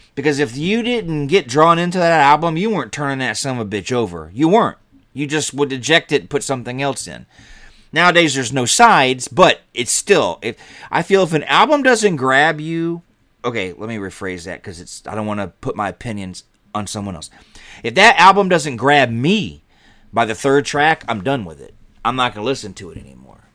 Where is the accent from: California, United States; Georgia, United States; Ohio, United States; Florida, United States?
Georgia, United States; moved away; also born or lived in Chicago; I grew up in Georgia, so I was a shelter kid